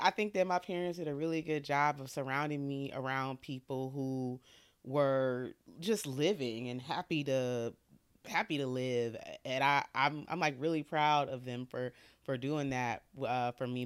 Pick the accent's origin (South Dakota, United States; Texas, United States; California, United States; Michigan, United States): Michigan, United States; Detroit; I grew up in Detroit